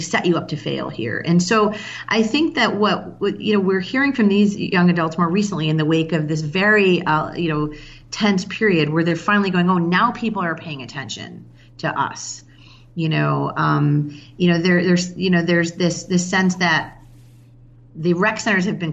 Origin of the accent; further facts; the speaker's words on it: Chicago, Illinois, United States; now in Baltimore, United States; I'm from Chicago originally